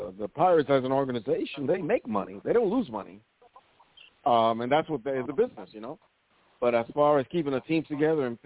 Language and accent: English; New York City, New York, United States; I grew up in the Bronx